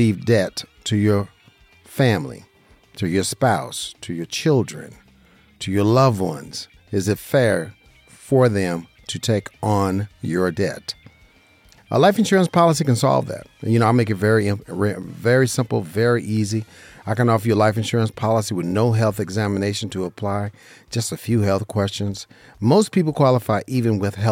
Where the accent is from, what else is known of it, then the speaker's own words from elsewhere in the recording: Las Vegas, Nevada, United States; I'm a licensed insurance broker right here in Las Vegas, Nevada, my hometown